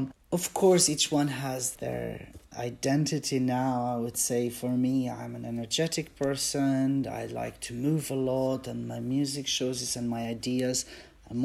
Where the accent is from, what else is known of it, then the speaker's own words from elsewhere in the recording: Albania; English is a second language; also born or lived in Switzerland; now in United Kingdom; I come from Albania